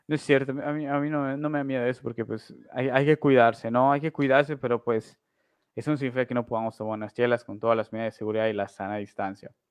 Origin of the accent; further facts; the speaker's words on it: Uruguay; Y yo soy uruguayo